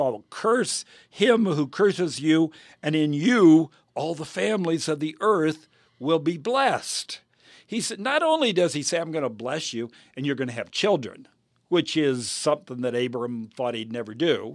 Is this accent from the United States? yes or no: yes; United States; I am an American and I'm proud of America